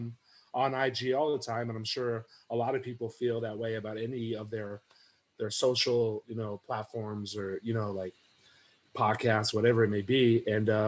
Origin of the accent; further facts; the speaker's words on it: West Coast, United States; I'm from the West Coast